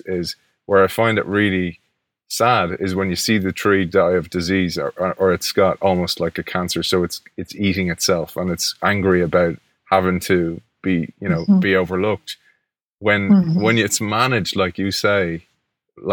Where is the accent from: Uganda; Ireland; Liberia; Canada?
Ireland; Dublin, Leinster; I grew up in Ireland in a park, one of our national parks here, the Phoenix Park